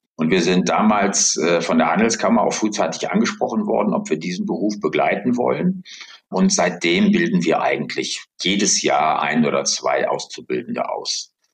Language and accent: German; Bonn, North Rhine-Westphalia, Germany; moved away as an adult; now in Hamburg, Germany; bin aber gebürtiger Rheinländer tatsächlich, komme aus der ehemaligen Bundeshauptstadt Bonn. Aufgewachsen bin ich dort